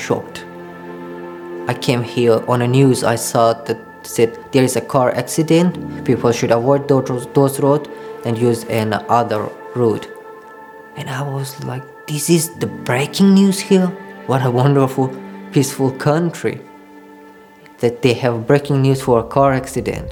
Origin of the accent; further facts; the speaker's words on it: Pakistan; also born or lived in Afghanistan (ancestry); now in Australia; I belong to Hazara community. I grew up in Pakistan